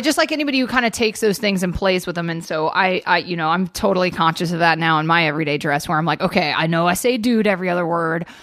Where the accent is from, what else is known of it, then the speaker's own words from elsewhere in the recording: Atlanta, Georgia, United States; moved away; I grew up in Georgia.